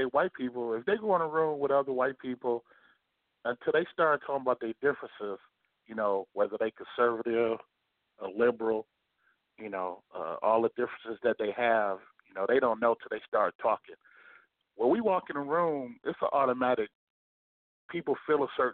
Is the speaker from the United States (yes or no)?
yes; Detroit, Michigan, United States; I'm from Detroit